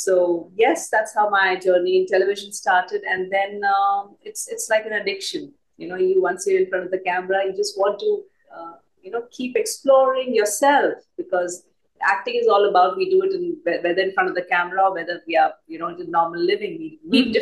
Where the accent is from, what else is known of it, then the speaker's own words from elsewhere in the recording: Bhopal, Madhya Pradesh, India; now in Mumbai, India; I was born in Bhopal. I've been here more than 30 years